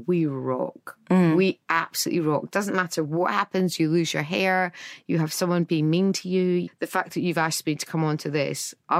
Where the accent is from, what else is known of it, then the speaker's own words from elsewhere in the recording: Edinburgh, Scotland, United Kingdom; I'm from Edinburgh